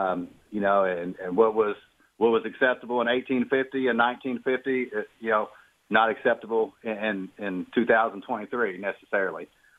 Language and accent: English; Louisville, Kentucky, United States; Hey, JR. Thanks for taking my call. I'm from Louisville, Kentucky.